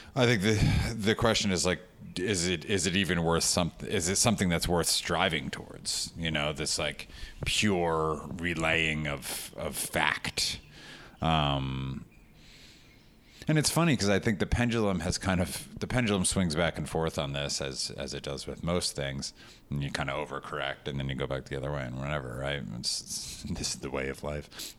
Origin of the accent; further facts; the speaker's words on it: West Orange, New Jersey, United States; also born or lived in New York; I grew up uh, in one house for the first 18 years of my life, West Orange, New Jersey